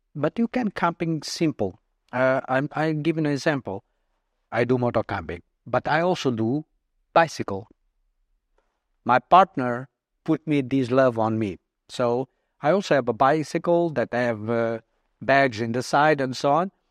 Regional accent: Portugal; also born or lived in Mozambique; I went to Portugal when I was three years old

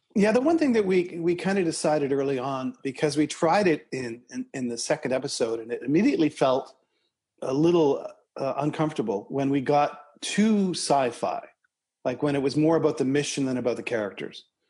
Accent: Toronto, Ontario, Canada; Eric and I grew up in Scarborough, Ontario, Canada, together

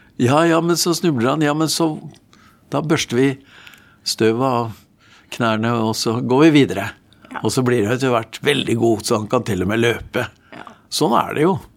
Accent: Norway; Jeg vokste opp i en gudfryktig familie utenfor Oslo

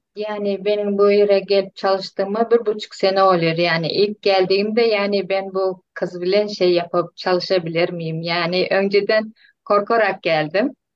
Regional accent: Turkmenistan; moved away as an adult; now in Turkey; Türkmenistan'dalar çocuklarım.

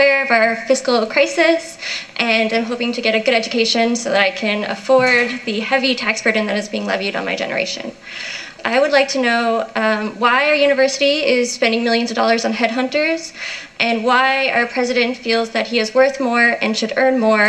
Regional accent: Newfoundland and Labrador, Canada; I'm a Newfoundlander.

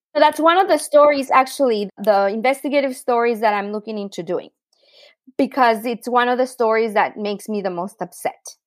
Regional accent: Tijuana, Baja California, Mexico; also born or lived in San Diego; I grew up in Tijuana, Mexico, which is a pretty unique experience

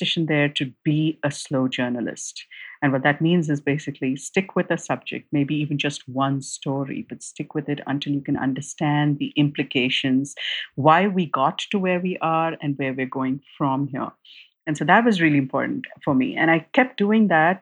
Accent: India; growing up in India at that time

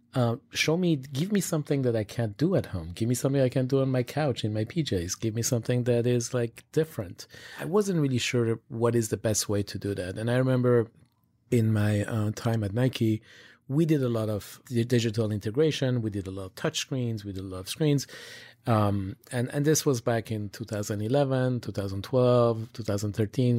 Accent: Switzerland; I grew up in Switzerland

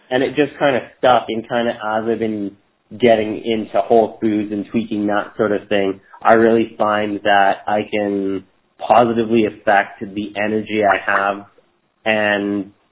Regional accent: Toronto, Ontario, Canada; moved away as an adult; also born or lived in Tofino, British Columbia; now in Victoria, Canada; I grew up in Toronto, Ontario, Canada, and I moved to the West Coast probably about 15, 16 years now, and just been basically living the dream. I lived in Tofino with my wife for about four years.

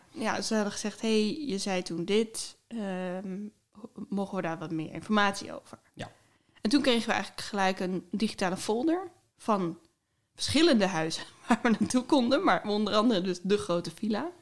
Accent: Groningen, Netherlands; ik kwam uit Groningen

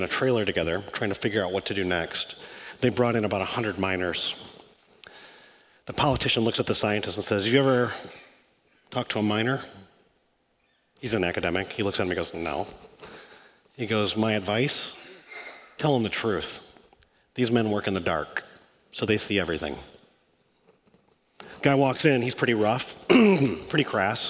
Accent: Michigan, United States; I grew up in Michigan.

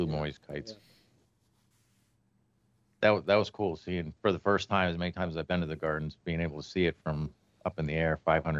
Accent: Jupiter, Florida, United States; I grew up in Jupiter.

